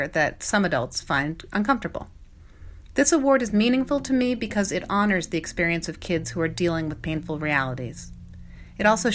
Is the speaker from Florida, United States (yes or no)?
no; Vermont, United States; I grew up in Vermont, and I was one of only a handful of Jewish kids at my elementary school